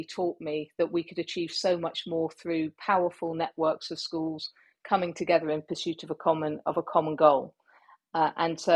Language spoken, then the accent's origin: English; Cornwall, South West England, United Kingdom; moved away as an adult; I'm from the Southwest. You know, I went to school in Cornwall